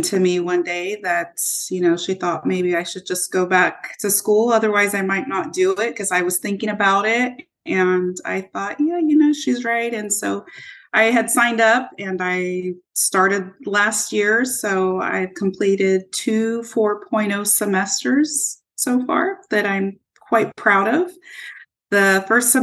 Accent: Modesto, California, United States; also born or lived in Turlock; I grew up in Modesto

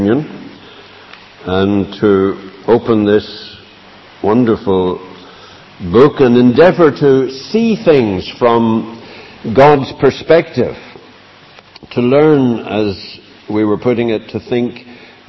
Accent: Northern Ireland, United Kingdom

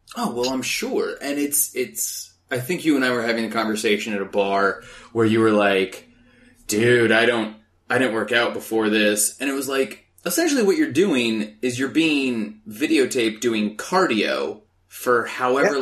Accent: Phoenix, Arizona, United States; moved away as an adult; now in Los Angeles, United States; I grew up in Phoenix, Arizona

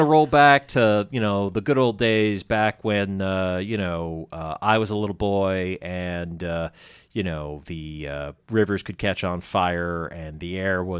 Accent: Andover, Massachusetts, United States; And I grew up in Andover, so like that was how I'd commute.

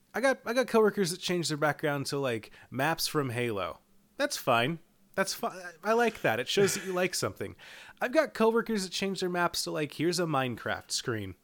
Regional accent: Eastern time zone, Eastern United States, United States; I grew up in Eastern time

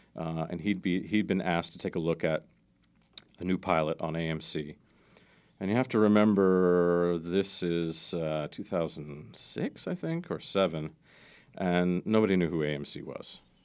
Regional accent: Maryland, United States; I grew up in Maryland outside of D C.

